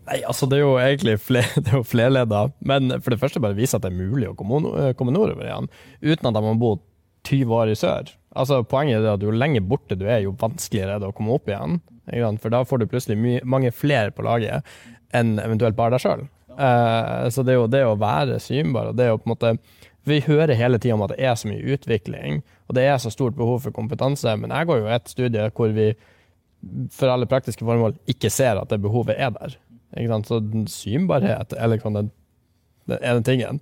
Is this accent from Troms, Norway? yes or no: yes; Harstad, Troms, Norway; also born or lived in Lyngen; now in Tromsø, Norway; som nordlending